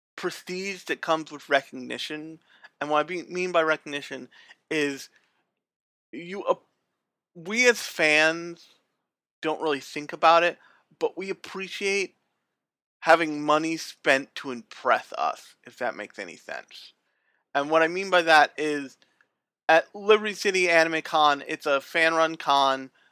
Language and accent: English; United States; we're American otaku